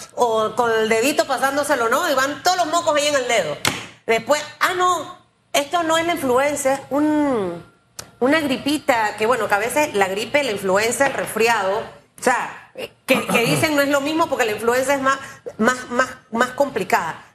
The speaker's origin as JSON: {"language": "Spanish", "town": "David", "region": "Chiriquí", "country": "Panama", "said": "yo soy de David"}